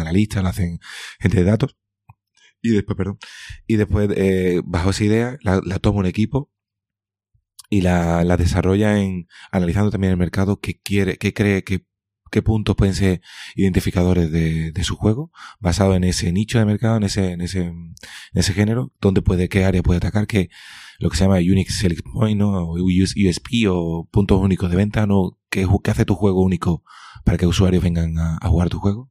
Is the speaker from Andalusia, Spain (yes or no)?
yes; Cádiz, Andalusia, Spain; now in Seville, Spain; me considero andaluz, me considero eh, gaditano y andaluz, en ese orden.